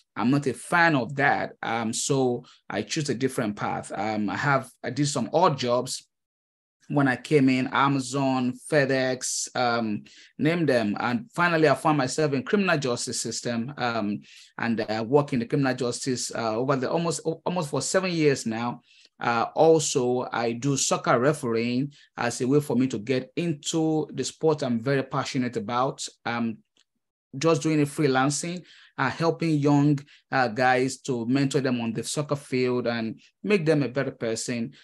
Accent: Nigeria; moved away as an adult; now in United States; I am a Nigerian immigrant. Uh, I came to the United States uh, early 2015

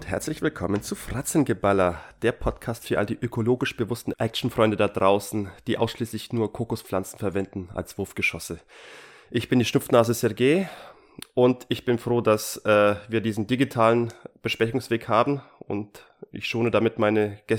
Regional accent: Hesse, Germany; Hallo, ich komme aus Hessen.

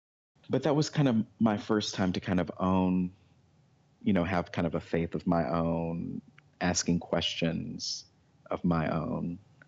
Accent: Fort Worth, Texas, United States; I have. I grew up in Fort Worth, Texas, and went to college in Henderson, Tennessee, which is about an hour and a half away from Memphis, which is in West Tennessee.

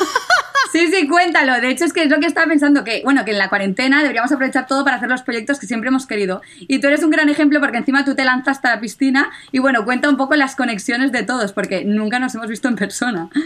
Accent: Catalonia, Spain; como buena catalana

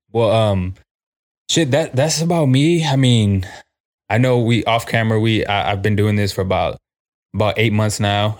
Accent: San Antonio, Texas, United States; Born and raised in San Antonio. I've always lived on this side of town

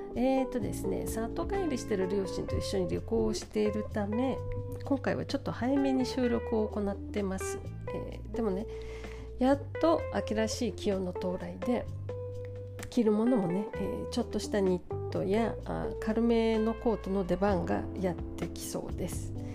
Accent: São Paulo, Brazil; moved away; 私の地元サンパウロ

